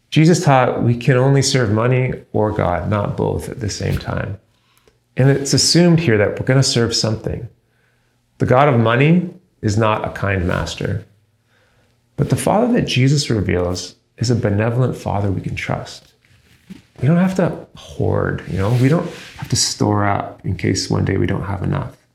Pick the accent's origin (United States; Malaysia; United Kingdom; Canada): Canada; Me personally, I'm a Canadian citizen.